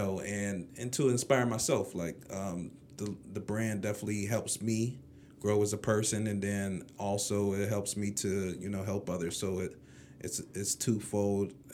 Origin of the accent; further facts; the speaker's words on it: McKeesport, Pennsylvania, United States; I grew up in the Mon Valley and Clear in McKeesport